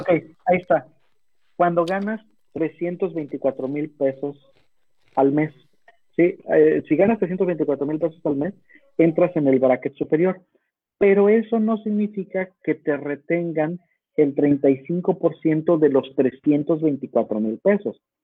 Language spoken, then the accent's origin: Spanish; Mexico; now in United States; como mexicano